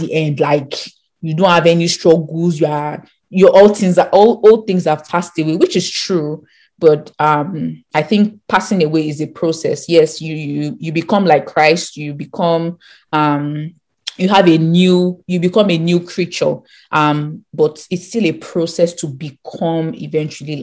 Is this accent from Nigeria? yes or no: yes; Nigeria; we grew up in Nigeria